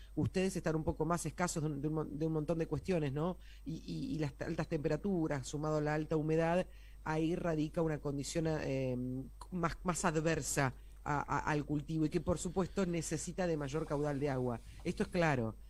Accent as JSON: {"language": "Spanish", "country": "Argentina", "said": "a nosotros como argentinos"}